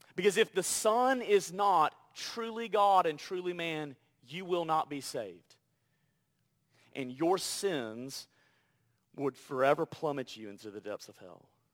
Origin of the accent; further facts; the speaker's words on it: Deep South, United States; moved away; I'm from the Deep South